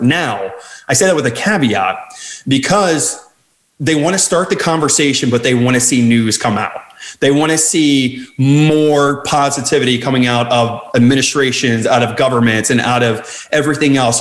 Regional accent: outside Philadelphia, New Jersey, United States; moved away as an adult; now in Washington, DC area, United States; I actually was born and raised in South Jersey, right outside, 20 minutes outside the Philadelphia area

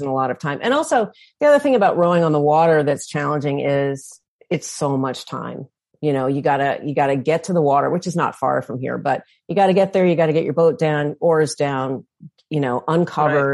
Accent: St. Louis, Missouri, United States; now in Northern Michigan, United States; I'm from St. Louis originally, and now I live in Northern Michigan

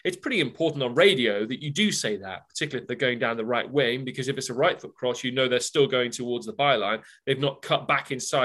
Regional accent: Loughborough, East Midlands, United Kingdom; moved away as an adult; now in United States; born and bred in Loughborough, you know, 17 miles down the road from Derby.

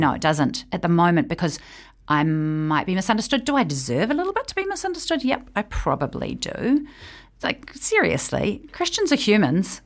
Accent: New Zealand; I am a New Zealander who lives here

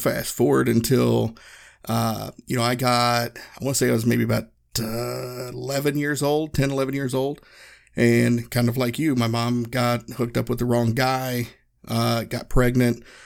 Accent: Northeast Tennessee, United States; I grew up in Northeast Tennessee, so our rock stars was NASCAR drivers

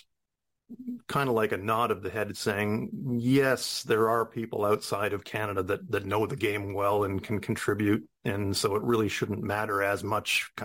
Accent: New Zealand; being a New Zealander myself

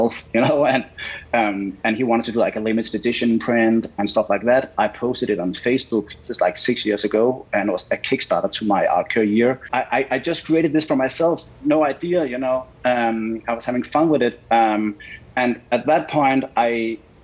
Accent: Denmark; moved away as an adult; now in Los Angeles, United States; So I was born in Denmark

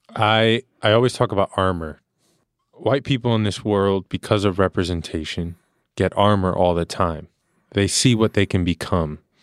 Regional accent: New York, United States; born and raised in New York

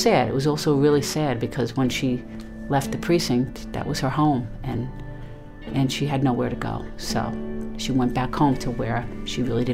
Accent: New York City, New York, United States; where I grew up in Brooklyn

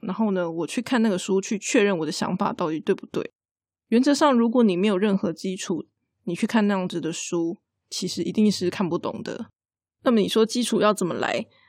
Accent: Taiwan; 我们台湾人很喜欢常常讲那个对不起嘛

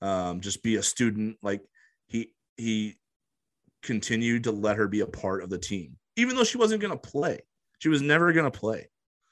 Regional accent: La Vista, Nebraska, United States; I'm from Omaha, but I'm actually from like a suburb of Omaha essentially. So I'm from La Vista

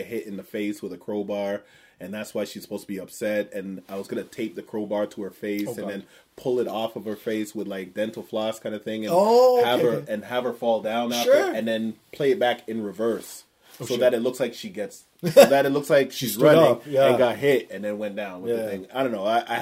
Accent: Toronto, Ontario, Canada; I'm a comedian from Toronto

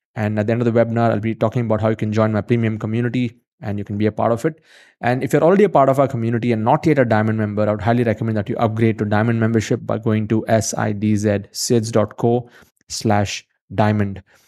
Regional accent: India; I'm from India

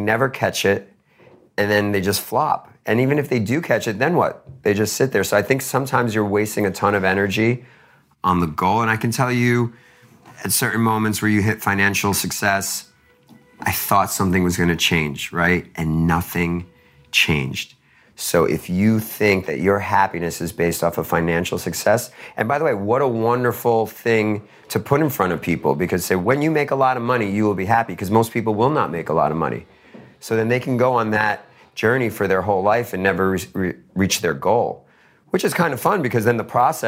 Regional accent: Queens, New York, United States; I put 50K into a basketball foundation in the town I grew up in Queens.

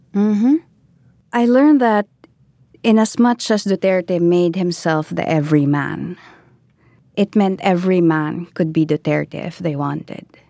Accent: Philippines; I am Filipino.

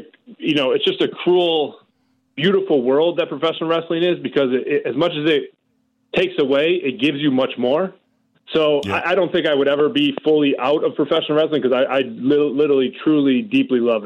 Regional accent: Rochester, New York, United States; I am from Rochester, New York

